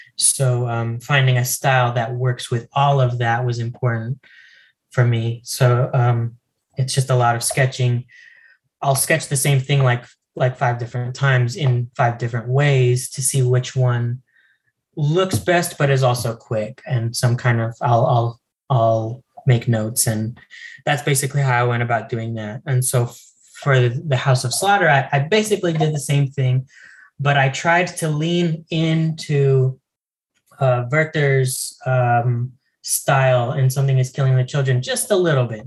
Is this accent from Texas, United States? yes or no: yes; El Paso, Texas, United States; born or raised there; also born or lived in Las Cruces, New Mexico